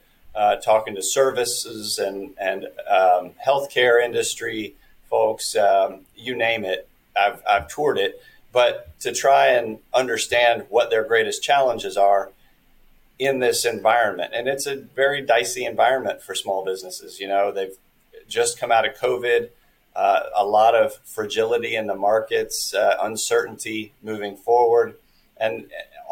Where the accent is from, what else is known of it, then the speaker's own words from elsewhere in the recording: Lexington, United States; my hometown of Lexington